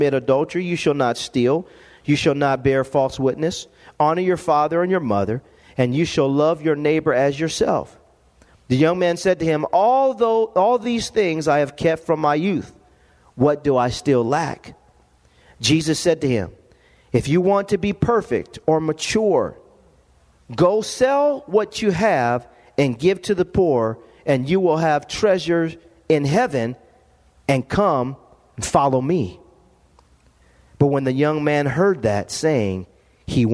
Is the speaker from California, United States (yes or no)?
yes; Lompoc, California, United States; growing up in Lompoc, California.